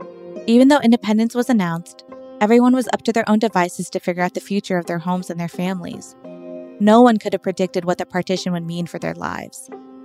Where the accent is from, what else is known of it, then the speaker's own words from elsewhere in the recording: Karachi, Sindh, Pakistan; born there; I was born in Karachi, Pakistan in 1990, and always knew that Pakistan used to be a part of India.